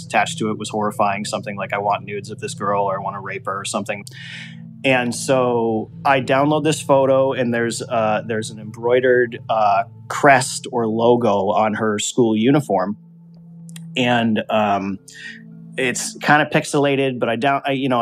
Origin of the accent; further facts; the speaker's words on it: Connecticut, United States; my house that I grew up in Connecticut